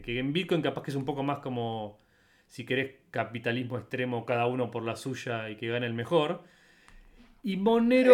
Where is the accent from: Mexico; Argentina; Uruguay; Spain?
Argentina; yo como argentino